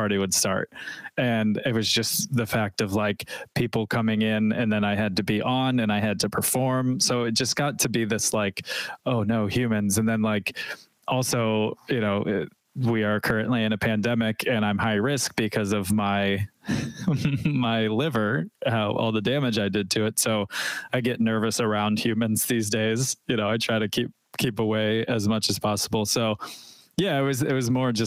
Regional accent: Nashville, Tennessee, United States; I'm from Nashville

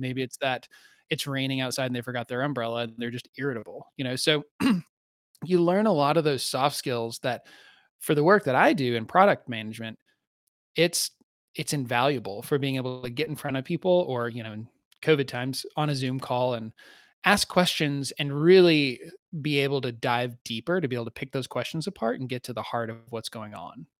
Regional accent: Southeast, United States; I grew up in the Southeast, which is a, which has its own distinct culture

